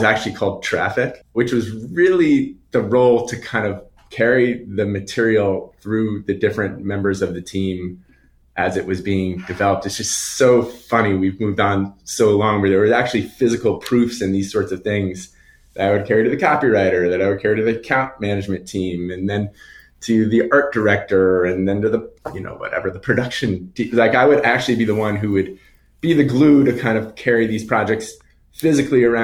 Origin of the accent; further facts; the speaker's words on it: Long Island, New York, United States; I grew up on Long Island